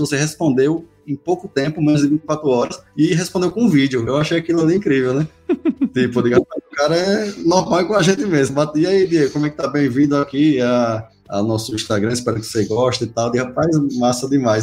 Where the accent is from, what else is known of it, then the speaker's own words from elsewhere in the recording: Paripiranga, Bahia, Brazil; Sou de Paripiranga, cidade aqui do interior da Bahia